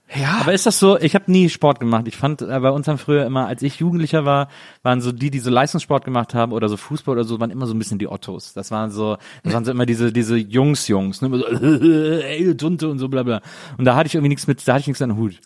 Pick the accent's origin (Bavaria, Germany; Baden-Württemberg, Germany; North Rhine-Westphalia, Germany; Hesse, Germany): North Rhine-Westphalia, Germany; Wesseling; ich komme nämlich aus Wesseling